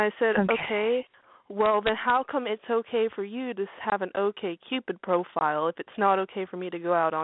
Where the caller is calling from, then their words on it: Arkansas, United States; I'm 18. And I'm calling from Arkansas.